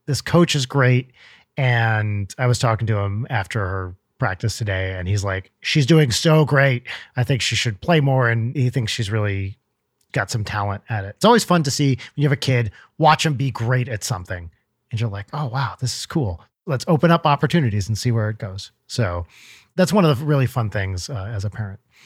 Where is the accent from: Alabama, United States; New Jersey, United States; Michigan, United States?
New Jersey, United States; moved away; I grew up in North Jersey